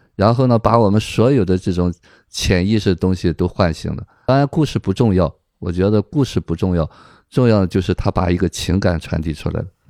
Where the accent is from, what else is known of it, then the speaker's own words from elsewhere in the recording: China; 我们中国人